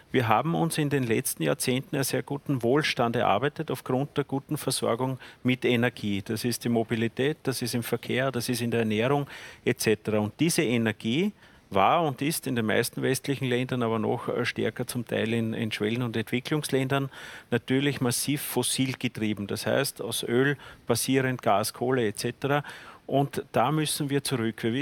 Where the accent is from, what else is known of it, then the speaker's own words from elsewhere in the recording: Lower Austria, Austria; In Zwentendorf, ich komme aus Niederösterreich, haben wir nach wie vor ein atomares Bruno Kreisky Gedächtnisstätte für ein Atomkraftwerk.